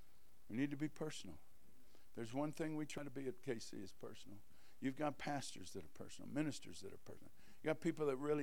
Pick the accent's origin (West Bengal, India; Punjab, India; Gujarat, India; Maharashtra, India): West Bengal, India; Kolkata; born there; I was born in Calcutta, India, where he started two churches there.